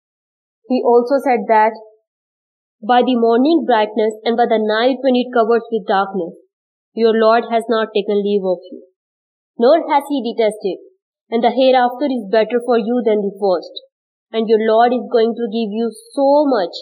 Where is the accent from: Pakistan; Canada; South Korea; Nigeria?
Pakistan; I am Pakistani